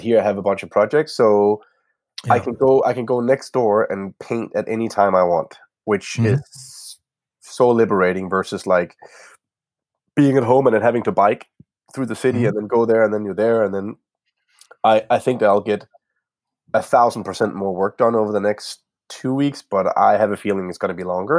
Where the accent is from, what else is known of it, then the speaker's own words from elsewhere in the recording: Denmark; now in Copenhagen, Denmark; It's in my hometown, a small town where I grew up